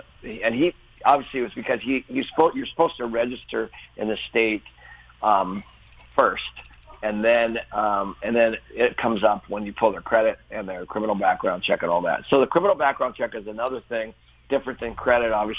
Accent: Seattle, Washington, United States; I grew up in Seattle

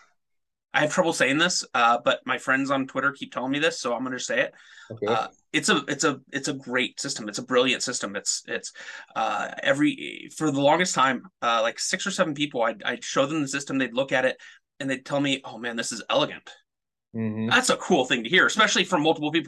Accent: San Antonio, Texas, United States; also born or lived in Southern Alberta, Canada; now in Alberta, Canada; I was born and raised in San Antonio, Texas.

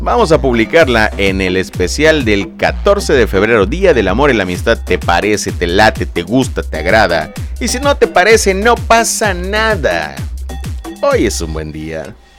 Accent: Mexico; del país México, de donde yo soy originario

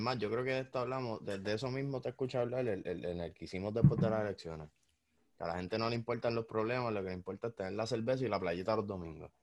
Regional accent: Puerto Rico; uno como puertorriqueño

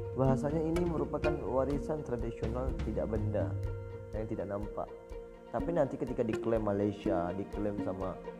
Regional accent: Bintan Regency, Riau Islands, Indonesia; saya dari Kabupaten Bintan, Provinsi Kepulauan Riau

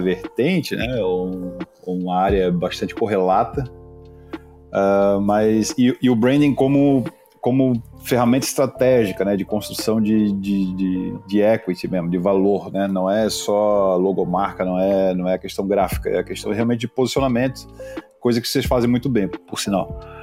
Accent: Florianópolis, Santa Catarina, Brazil; Eu sou manezinho, já, já somos poucos, né, cara, em Floripa

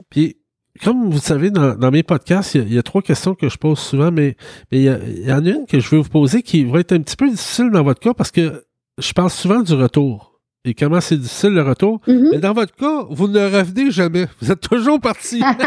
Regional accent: Quebec, Canada; je venais du Québec

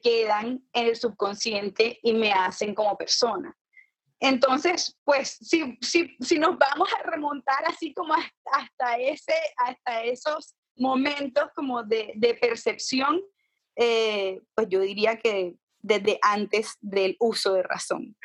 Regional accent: Barranquilla, Atlántico, Colombia; yo crecí en Barranquilla

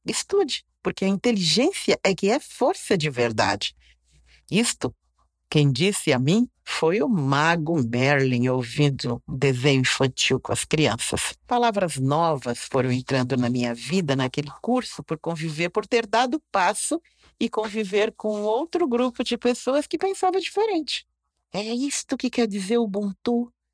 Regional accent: Brazil; onde eu fui criada aqui na Taliba

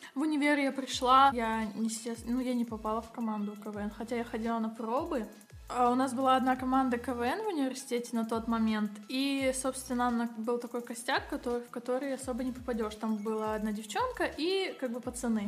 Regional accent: Kazakhstan; я сама из Казахстана

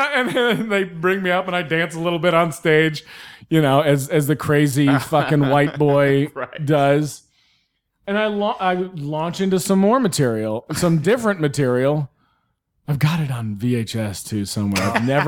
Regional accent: the South, United States; I grew up in the South.

